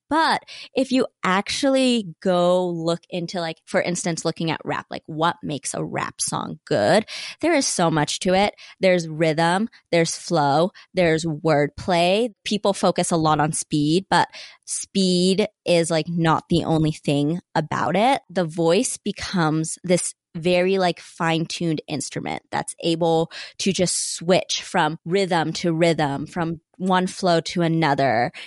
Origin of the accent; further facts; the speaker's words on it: Salt Lake City, Utah, United States; I was born in Poplar Grove, which is right on the border of Glendale, still, like, West Side area. And then I eventually moved to Glendale